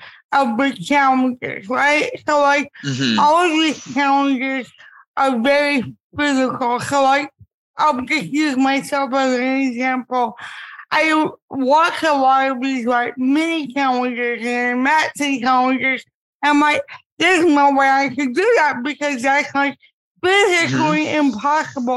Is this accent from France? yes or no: no; Miami, Florida, United States; growing up in Miami, we had a whole department that was dedicated to disabled kids